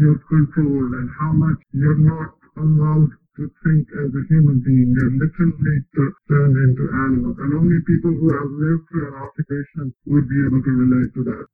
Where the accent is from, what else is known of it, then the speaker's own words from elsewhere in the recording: Jammu and Kashmir, India; moved away as an adult; I was born and brought up in Kashmir and lived there till the early 90s